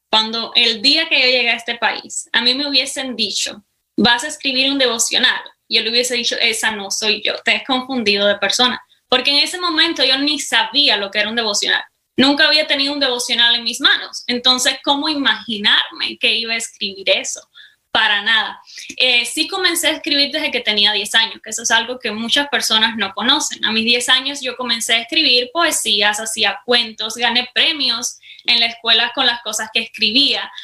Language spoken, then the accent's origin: Spanish; Cuba; accent: Cuban; moved away as an adult; now in United States; soy cubana, para empezar, aunque ya mi acento me delata, ¿verdad? Eh, hace cinco años vine para los Estados Unidos